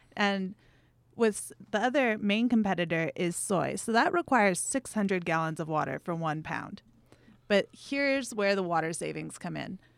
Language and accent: English; Big Island of Hawaii, United States; moved away; I'm from the Big Island of Hawaii, hmm. so we've been ranching cattle there. I think for six generations.